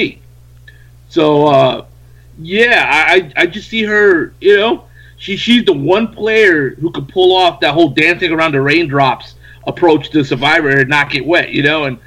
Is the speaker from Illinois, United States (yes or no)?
no; New York, United States; I was from New York